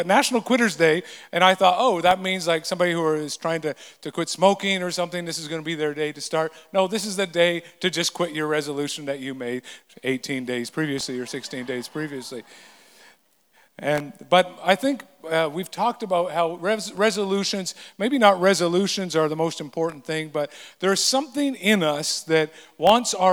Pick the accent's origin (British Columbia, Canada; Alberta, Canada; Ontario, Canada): British Columbia, Canada; the Kootenays; moved away; growing up in the Kootenays